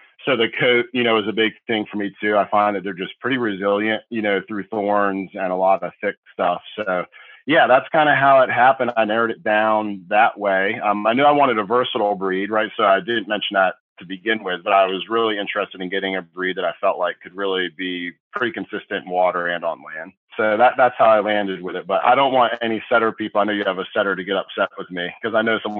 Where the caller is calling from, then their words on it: Tappahannock, Virginia, United States; Yeah, so I'm calling from Tappahannock, Virginia, which is like on the eastern seaboard of Virginia, for anyone not familiar with the state.